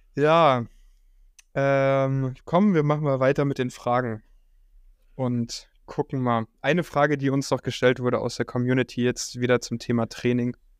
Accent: Bavaria, Germany; also born or lived in East Germany; now in Berlin, Germany; ich bin zwar in Bayern aufgewachsen, aber meine ganze Family und, und, und ich bin auch da geboren, ein alter Ossi.

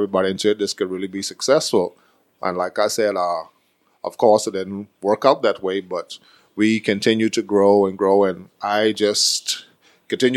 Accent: Nassau, New Providence, Bahamas; moved away as an adult; I grew up in Baintown in Ada City

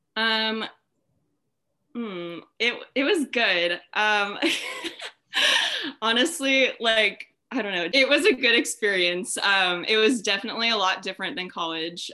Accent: Orange County, California, United States; I'm from Orange County, California

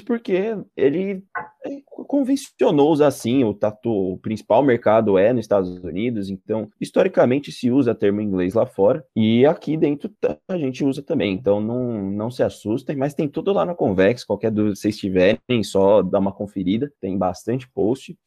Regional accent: Brazil; eu sou brasileiro

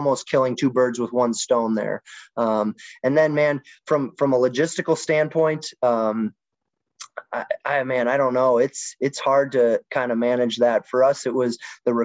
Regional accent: Wisconsin, United States; now in St. Charles, Missouri, United States; My younger years, I grew up in Wisconsin.

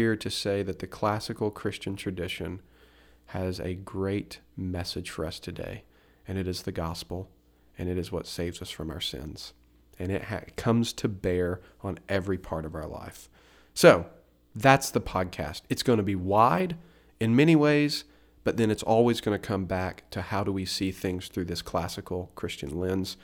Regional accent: Tennessee, United States; moved away as an adult; now in Roanoke, United States; I was, uh, born and raised in Tennessee

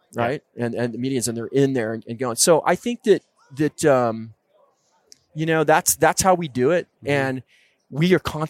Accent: Colorado, United States; now in Oregon, United States; you know, we're out here in the West. I grew up in the West.

